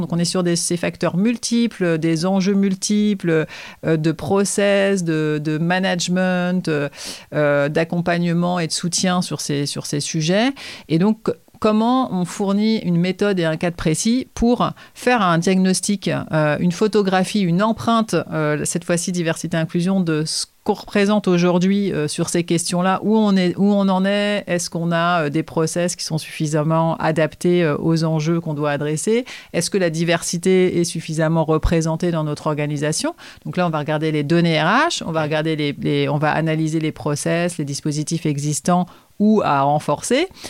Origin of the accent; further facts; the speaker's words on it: Nantes, Pays de la Loire, France; j'ai ouvert Incubator à Nantes puisque je suis nantaise